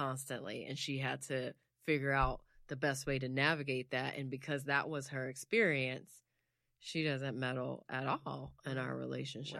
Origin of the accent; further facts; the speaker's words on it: United States; I'm American, like, I'm just American.